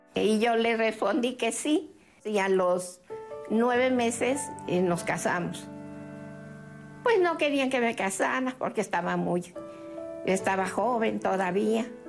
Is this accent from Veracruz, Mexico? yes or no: yes; Poza Rica, Veracruz, Mexico; yo soy de Poza Rica. Y ahí en Poza Rica hay un lugar que se llama El Hoyo 19, que a donde cuando yo estaba joven, ahí íbamos a bailar